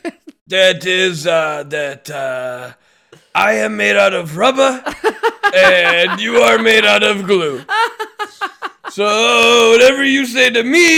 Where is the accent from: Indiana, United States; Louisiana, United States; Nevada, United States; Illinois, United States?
Illinois, United States; Chicago; I'm a plumber from Chicago